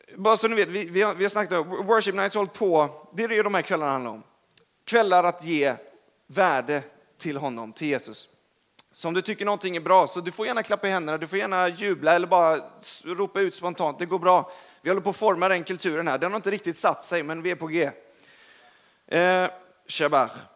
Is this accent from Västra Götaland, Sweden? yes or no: yes; Gothenburg, Västra Götaland, Sweden; now in Stockholm, Sweden; Jag är från Göteborg.